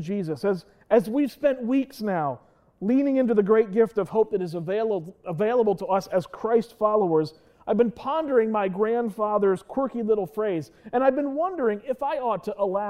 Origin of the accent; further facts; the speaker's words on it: Lancaster County, Pennsylvania, United States; I was born and raised in Lancaster County